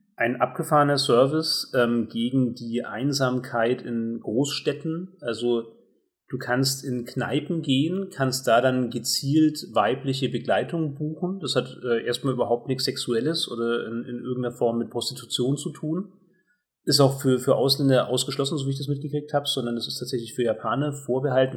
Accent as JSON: {"language": "German", "country": "Germany", "said": "als Deutscher"}